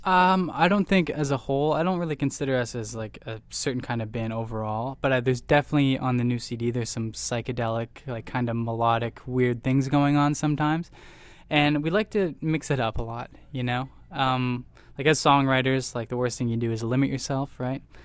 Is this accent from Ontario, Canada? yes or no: yes; Orillia, Ontario, Canada; we're from Aurelio, Ontario, Canada